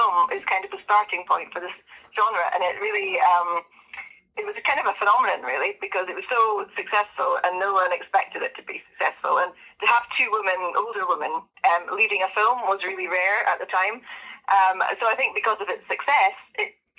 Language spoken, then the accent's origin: English; Edinburgh, Scotland, United Kingdom; moved away as an adult; now in Scottish Borders, United Kingdom; I'm from Edinburgh, but I've just moved to the Scottish borders